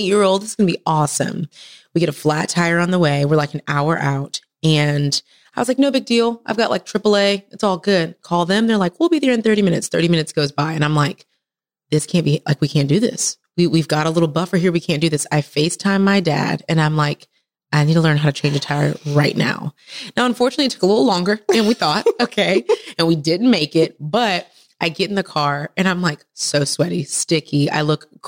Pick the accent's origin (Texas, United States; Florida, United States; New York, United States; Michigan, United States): Texas, United States; moved away as an adult; now in Atlanta, United States; originally from Texas, best state in the world